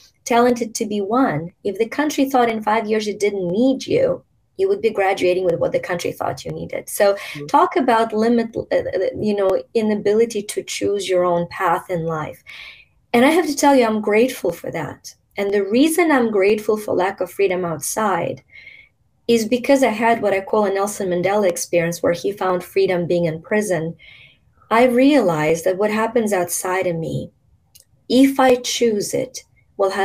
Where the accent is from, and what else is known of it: Ukraine; born or raised there; moved away